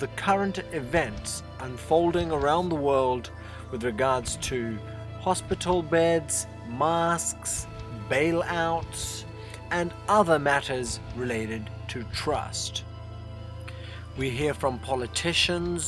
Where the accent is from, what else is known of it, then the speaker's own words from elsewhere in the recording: India; now in New Zealand; Having been born and brought up in India